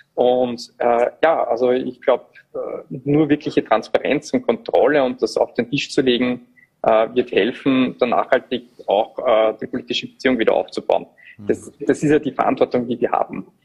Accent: Upper Austria, Austria; als Oberösterreicher, ich bin ja auch vom Land

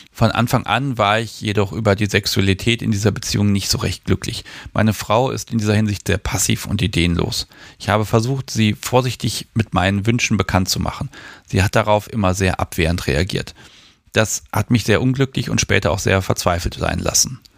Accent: Germany; Ich bin in der DDR aufgewachsen und in einem christlichen Elternhaus.

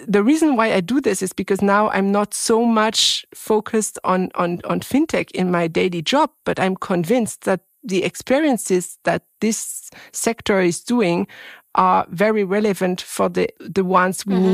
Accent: France; English is a second language; I was born in France and I'm French

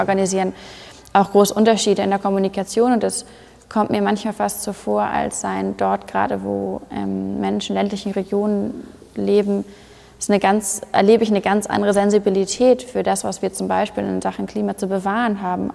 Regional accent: Hamburg, Germany; Ich komme aus, komm aus Hamburg, das heißt, bei mir hört man nicht so wahnsinnig viel raus

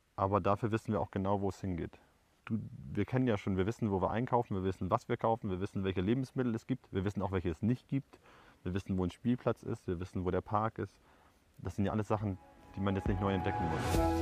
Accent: Germany; moved away as an adult; now in Paraguay

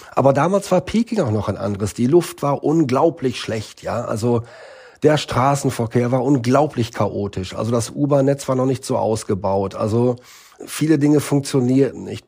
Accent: Northern Germany, Germany; now in Beijing, China; meine Heimat in Norddeutschland auf dem Land

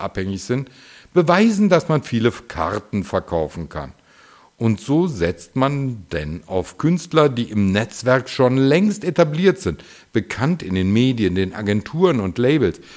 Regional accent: Düsseldorf, North Rhine-Westphalia, Germany; in meiner Heimatstadt Düsseldorf

